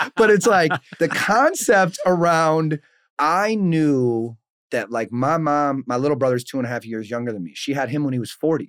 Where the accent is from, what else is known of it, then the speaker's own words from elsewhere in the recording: Saint Paul, Minnesota, United States; born and raised in Saint Paul, Minnesota